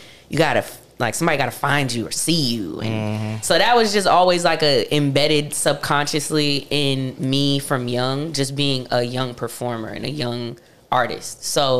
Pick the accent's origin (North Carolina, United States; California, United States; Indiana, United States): North Carolina, United States; Charlotte; also born or lived in Hempstead, Long Island, New York / New York; But I am originally from Hempstead. I was born in Hempstead, but I moved to Charlotte when I was 2. Right. So I'm from Charlotte. Okay. Yeah. I grew up in Charlotte.